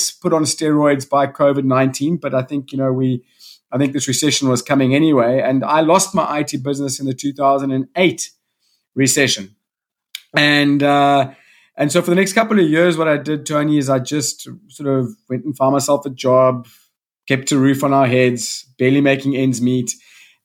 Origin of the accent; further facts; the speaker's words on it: South Africa; also born or lived in Salt Rock, KwaZulu-Natal; I come from South Africa. I live in a small coastal town north of Durban on the east coast of South Africa called Salt Rock.